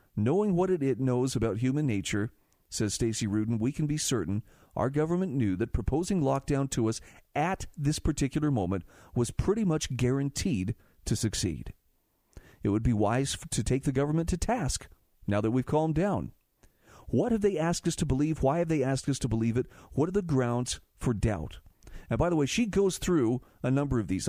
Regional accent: Utah, United States; my home state of Utah

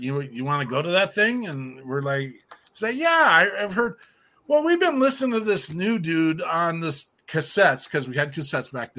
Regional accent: Wyoming, United States; now in Minnesota, United States; We're all from Wyoming

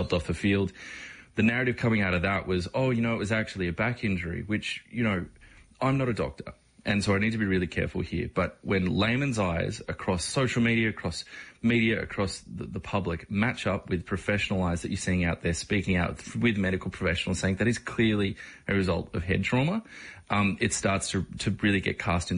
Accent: Australia; growing up in Australia here, we come from footy codes

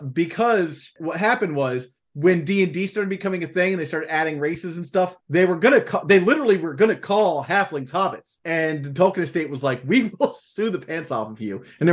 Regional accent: Ohio, United States; also born or lived in South Jersey / North Carolina / New York; I grew up in Ohio. I lived in South Jersey. I lived in North Carolina. I lived in New York.

